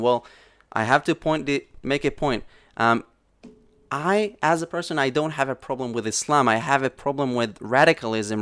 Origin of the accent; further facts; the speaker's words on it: Safed, Northern District, Israel; also born or lived in Samaria; I was born and raised in the countryside, in, in the Galilee, in Samaria and the Galilee